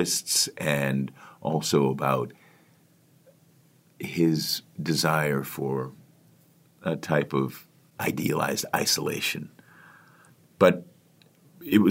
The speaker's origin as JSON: {"language": "English", "town": "Washington", "region": "District of Columbia", "country": "United States", "tie": "born or raised there", "said": "Washington, D.C., which is my hometown"}